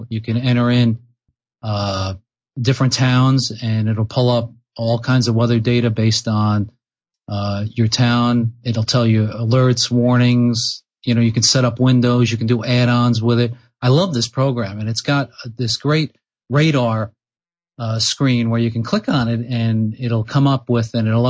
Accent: Long Island, New York, United States; also born or lived in California; now in Peterborough, New Hampshire, United States; So I grew up on Long Island, and so I'm originally from New York.

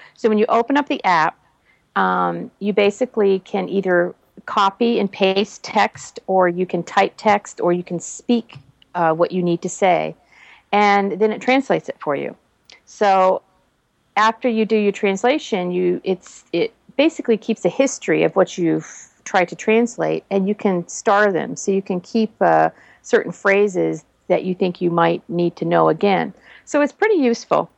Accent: near Boston, Massachusetts, United States; moved away; also born or lived in Oregon; I was born in Massachusetts, not very far from Boston. And so I don't have a Boston accent

